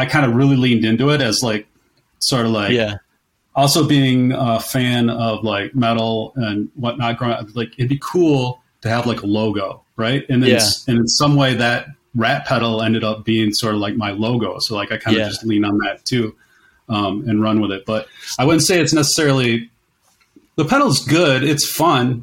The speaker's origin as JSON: {"language": "English", "town": "Kalamazoo", "region": "Michigan", "country": "United States", "said": "I'm from Kalamazoo"}